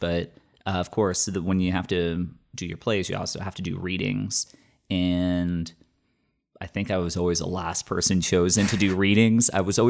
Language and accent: English; Bermuda; accent: Bermudian; I come from a different country and I've completely lost my Bermudian accent. I can't even do a Bermudian accent.